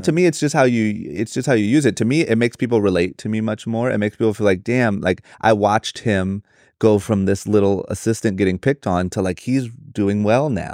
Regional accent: Akron, Ohio, United States; moved away as an adult; now in Los Angeles, United States; born and raised in Akron, Ohio

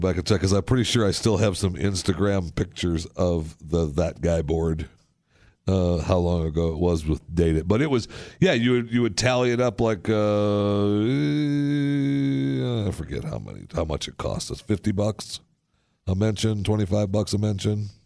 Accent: Saginaw, Michigan, United States; the Tri-Cities. That's where I'm from

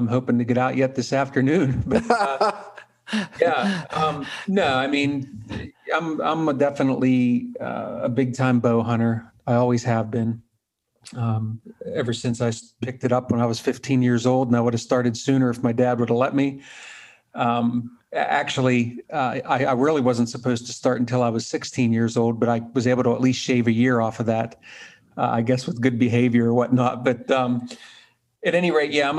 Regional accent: Pennsylvania, United States; My home state's Pennsylvania

